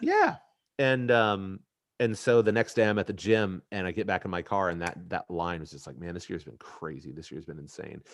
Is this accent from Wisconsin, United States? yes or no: no; Indianapolis, Indiana, United States; here in Indy, my hometown, at my alma mater